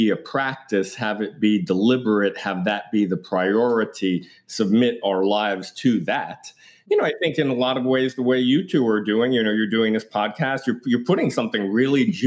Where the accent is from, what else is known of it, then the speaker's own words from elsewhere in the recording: New York City, New York, United States; I grew up in Greenwich Village in Manhattan